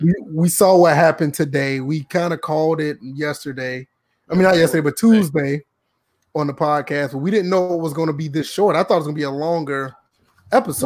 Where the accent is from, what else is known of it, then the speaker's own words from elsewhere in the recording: Georgia, United States; now in South Carolina, United States; I'm from Georgia, South Carolina